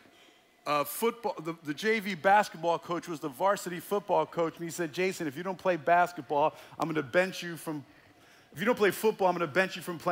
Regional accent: United States; I grew up in the Holy Land, New Jersey, New York area, where there were more Jews than in Jerusalem

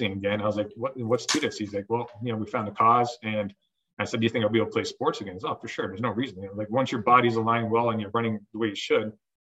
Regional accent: Ontario, Canada; moved away as an adult; also born or lived in Iowa / Northeast Pennsylvania; now in Ontario, New York, United States; I'm from Ontario, Canada

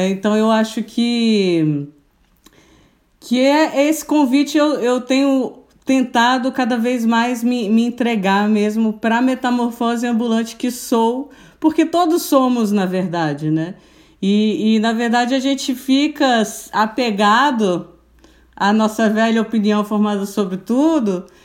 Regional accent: Brasília, Federal District, Brazil; born there; now in Florianópolis, Brazil; Eu sou, eu sou brasiliense, sou nascida em Brasília.

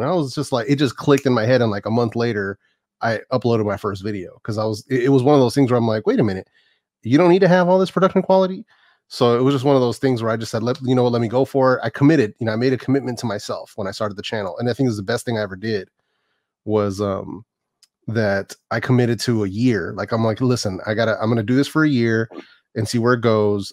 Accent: Oakland, California, United States; also born or lived in San Francisco; born and raised out here, man. I was born in San Francisco, raised in the Bay Area my whole life

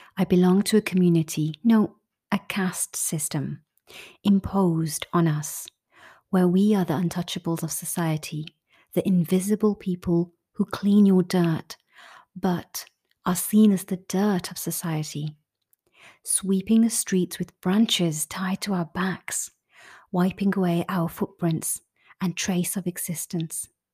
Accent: United Kingdom; As a British Indian person

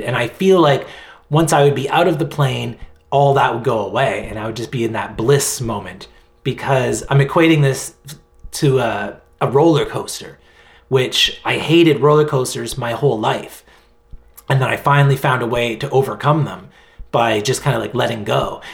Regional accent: Halifax, Nova Scotia, Canada; now in Victoria, Canada; I'm in Victoria in British Columbia, uh, Vancouver Island. Um, but I'm from Halifax, Nova Scotia, the whole other end of the country

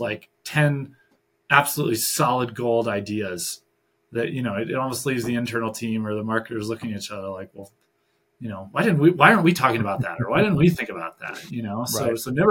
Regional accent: Michigan, United States; moved away; I'm originally from Michigan.

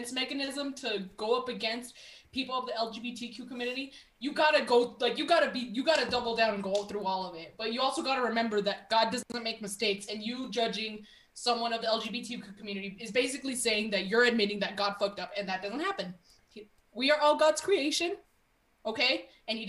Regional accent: Texas, United States; I'm Texan, I'm Catholic

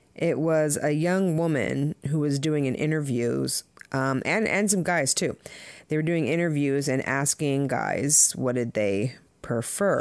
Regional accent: Southern California, United States; also born or lived in Jamaica (family); now in Connecticut, United States; I grew up in Southern California

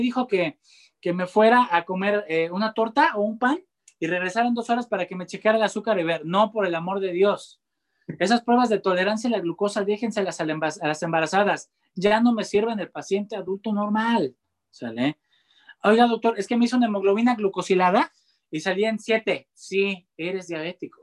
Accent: Mexico; yo soy mexicano

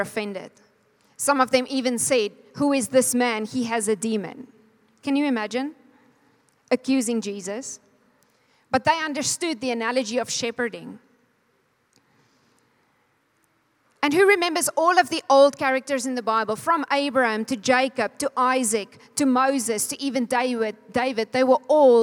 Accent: Calvinia, Northern Cape, South Africa; now in Namibia; I was born in Kalfinia. Wie weet waar is Kalfinia? 3 mense. Dis in die Namakwa-land. It's about Cape Town, 4 hours north

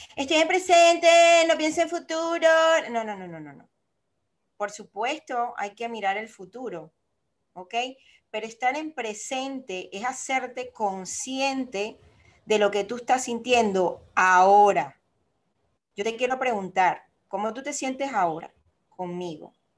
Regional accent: Venezuela; moved away as an adult; also born or lived in Panama; yo, soy venezolana

